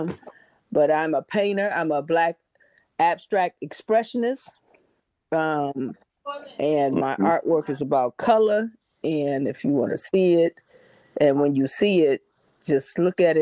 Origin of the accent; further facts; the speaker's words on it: Detroit, Michigan, United States; I'm from Detroit, Michigan, and that's how we greet each other.